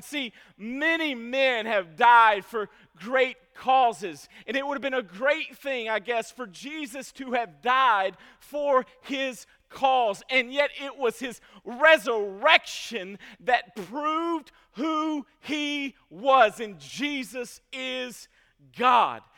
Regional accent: Franklin, Kentucky, United States; I grew up in Franklin, Kentucky

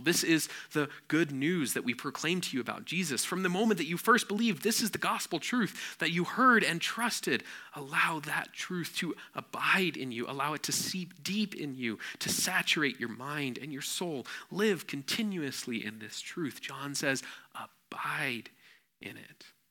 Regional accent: Nepal; growing up in Nepal

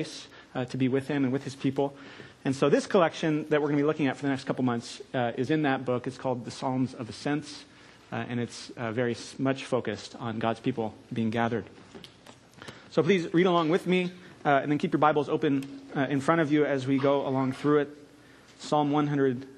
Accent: California, United States; also born or lived in St Andrews, Scotland; now in Texas, United States; being originally from California, when I have to admit to Texans that I am Californian

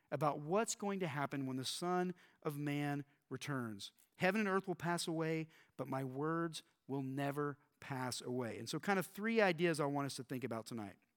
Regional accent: Texas, United States; I grew up in Texas, and we did a lot of talk about end times growing up here in Texas.

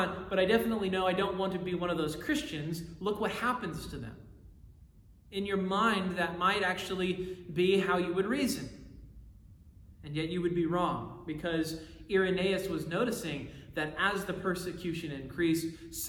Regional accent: United States; I love being an American

